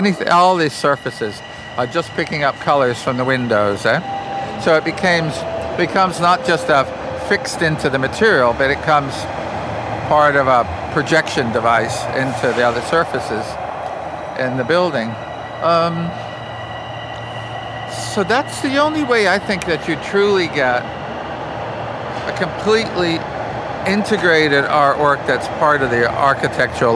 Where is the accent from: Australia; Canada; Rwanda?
Canada; Beamsville, Ontario; also born or lived in Stoney Creek, Ontario; I grew up in rural Niagara area, Ontario, you know, just in that sort of Beamsville, Jordan, countryside.